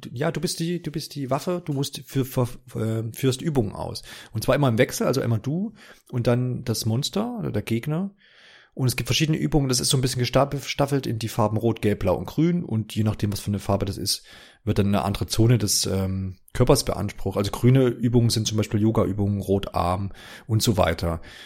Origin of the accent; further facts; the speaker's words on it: East Germany, Germany; bin ja aus dem Osten